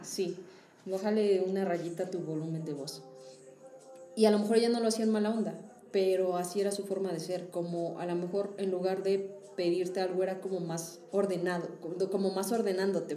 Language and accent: Spanish; Mexico; nosotros como mexicanos sí somos muy de vas a lo que vas